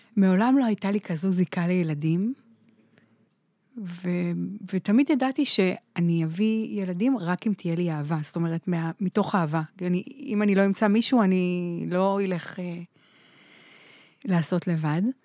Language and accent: Hebrew; Holon, Tel Aviv District, Israel; גדלתי בחולון